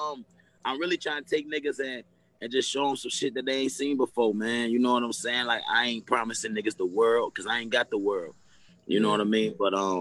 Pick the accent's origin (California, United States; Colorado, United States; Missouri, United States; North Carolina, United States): North Carolina, United States; Fuquay-Varina; now in Raleigh, United States; I'm from Carolina, Fuquay, Marina, North Carolina, to be exact. Small town, country town, right outside of Raleigh. You know what I'm saying? It's about like 15 minutes from Raleigh, so it ain't far. I actually live in Raleigh now.